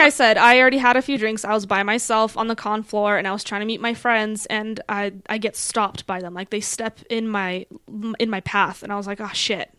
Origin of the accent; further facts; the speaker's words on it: Poland; also born or lived in Denver; now in Colorado Springs, United States; originally, though, I am from Poland.